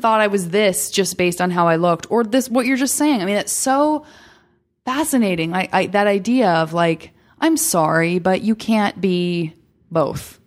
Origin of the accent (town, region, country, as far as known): Tucson, Arizona, United States